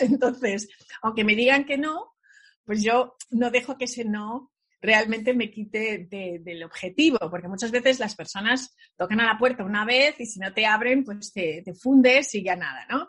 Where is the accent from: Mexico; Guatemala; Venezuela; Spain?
Spain; moved away as an adult; now in New York, United States; en España en aquella época, yo nací en los 70